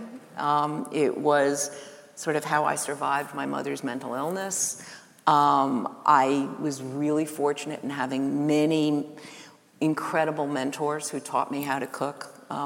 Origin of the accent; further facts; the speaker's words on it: New York City, New York, United States; I grew up in Greenwich Village